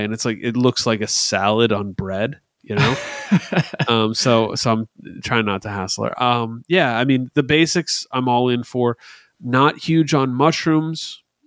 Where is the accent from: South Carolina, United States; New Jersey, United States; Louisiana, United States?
New Jersey, United States; we're from New Jersey